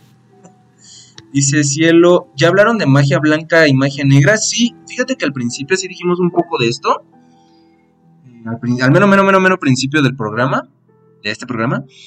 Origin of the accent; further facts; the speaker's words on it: Mexico City, Mexico; Nosotros somos de la CDMX, de México, directos desde México